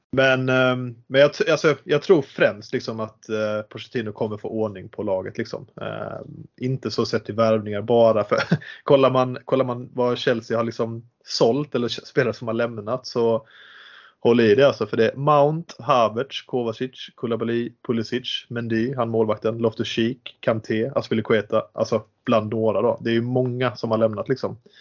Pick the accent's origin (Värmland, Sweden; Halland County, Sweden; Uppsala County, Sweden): Halland County, Sweden; Halmstad; Född och uppvuxen i Halmstad. Bor fortfarande i Halmstad